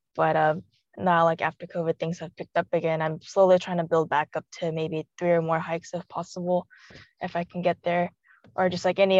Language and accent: English; Pasadena, California, United States; also born or lived in China; I was born in China and adopted maybe just like when I was a couple months and just raised in Pasadena, Arcadia area. And then from there, just basically grew up